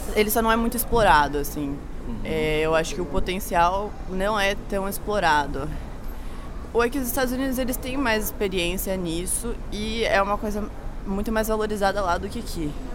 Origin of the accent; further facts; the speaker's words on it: São Paulo, Brazil; sou de São Paulo